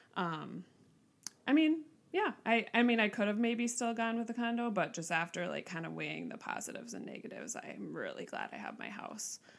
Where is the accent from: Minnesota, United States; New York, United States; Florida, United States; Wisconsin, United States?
Minnesota, United States; Mounds View; I grew up in Mounds View, Minnesota